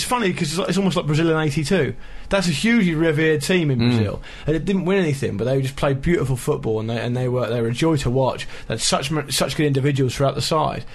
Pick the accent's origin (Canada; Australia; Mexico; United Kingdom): United Kingdom; England; us being English